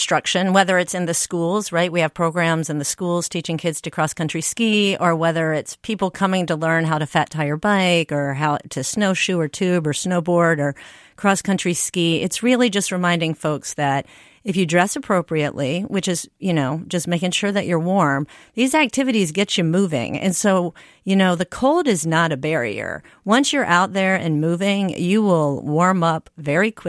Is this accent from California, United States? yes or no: no; Louisiana, United States; now in Minnesota, United States; I'm from Louisiana, so I moved here for the snow